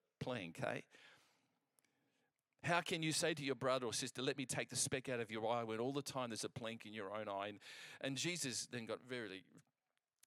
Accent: England, United Kingdom; I'm English, I can speak English

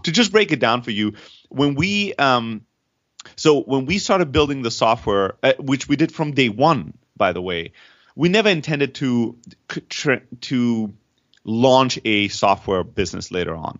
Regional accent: Germany; moved away; also born or lived in Greece; I'm originally from Greece. I grew up in Germany

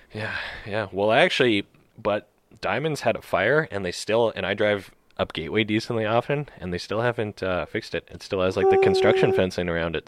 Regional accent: Canada; as a Canadian

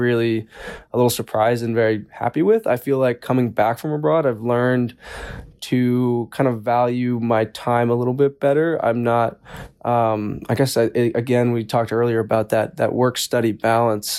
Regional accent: Asheville, North Carolina, United States; I'm from Asheville, North Carolina

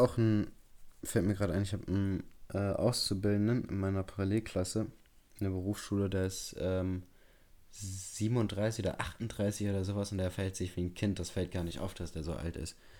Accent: Bremen, Germany; bei uns in Bremen

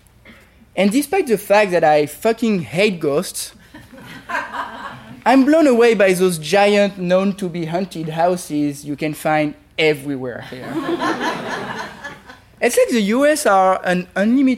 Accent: Paris, Île-de-France, France; accent: French; English is a second language; moved away as an adult; now in United States; I am French

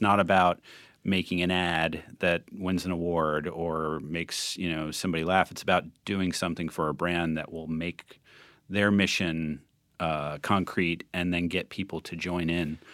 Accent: New Jersey, United States; I come from New Jersey and I come from a working class

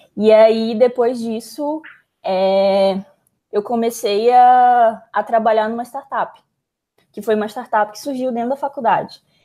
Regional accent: Manaus, Amazonas, Brazil; moved away as an adult; eu sou de Manaus, então Manaus é mais isolado ainda

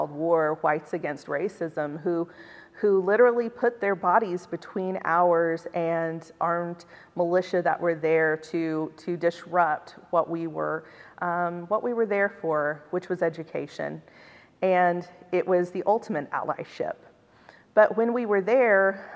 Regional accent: Oklahoma, United States; I was from Oklahoma, but I attend here at Cottey

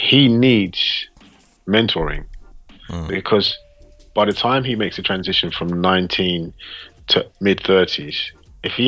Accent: London, United Kingdom; I'm from London

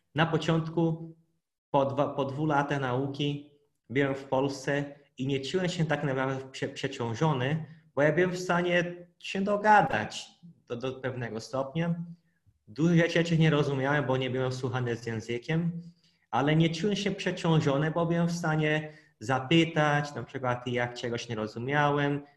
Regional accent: Brazil; Polish is a second language; moved away as an adult; now in Poland; pochodzę z Brazylii, ale jak do Polski przyleciałem, to już znałem trochę polskiego, bo ja przez dwa lata się uczyłem polskiego

